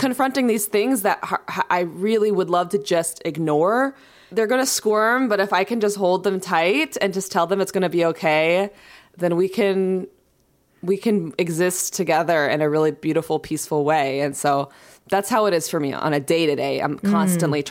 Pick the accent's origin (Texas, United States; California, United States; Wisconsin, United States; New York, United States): New York, United States; now in Los Angeles, United States; born and raised in New York